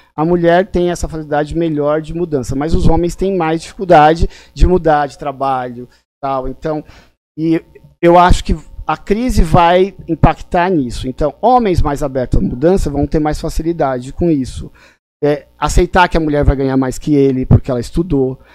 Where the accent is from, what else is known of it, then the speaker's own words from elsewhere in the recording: São Paulo, Brazil; also born or lived in Limoeiro, Pernambuco; eu sou de Limoeiro, Pernambuco, então eu sou migrante. Eu vim para cá é, em São Paulo com três meses de idade